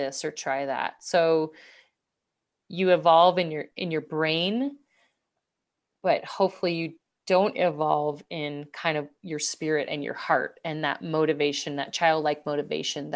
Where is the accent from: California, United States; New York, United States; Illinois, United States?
Illinois, United States; Downers Grove; I remember being a kid growing up in Downers Grove, Illinois